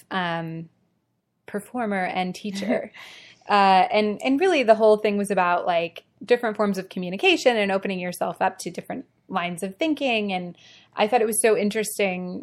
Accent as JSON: {"language": "English", "region": "Ohio", "country": "United States", "moved": "yes", "said": "I'm originally from Ohio and we say Mario, like the Mario Brothers."}